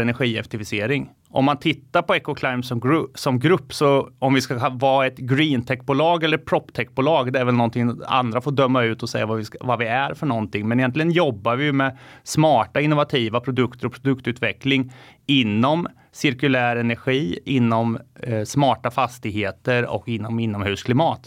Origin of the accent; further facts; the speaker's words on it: Finspång, Östergötland, Sweden; en liten månskensbonde från norra Finspång har lite getter, höns, lever, lever och lär med naturen